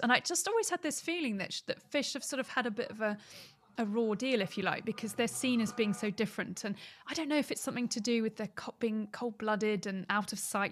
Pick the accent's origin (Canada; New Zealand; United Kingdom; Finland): United Kingdom; Surrey, South East England; I grew up in Surrey for most of my younger years, so nowhere near the ocean, really